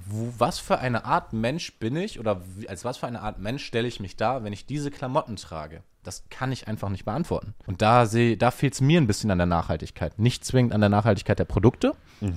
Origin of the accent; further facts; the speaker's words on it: Ruhr area, North Rhine-Westphalia, Germany; ich komme aus dem Ruhrgebiet, da gab es viele Polen